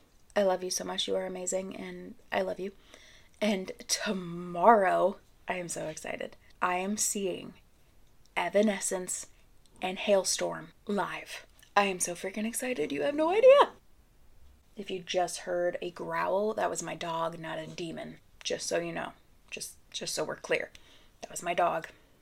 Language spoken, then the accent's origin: English; Michigan, United States; Michigan, my home state